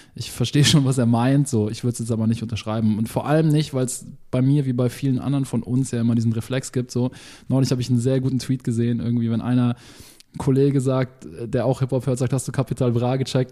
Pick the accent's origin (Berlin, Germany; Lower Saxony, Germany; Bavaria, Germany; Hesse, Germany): Bavaria, Germany; Munich; ich bin ja aus München